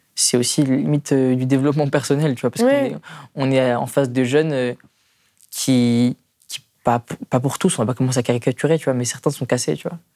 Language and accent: French; Strasbourg, Grand Est, France; là d'où je viens à Königshofen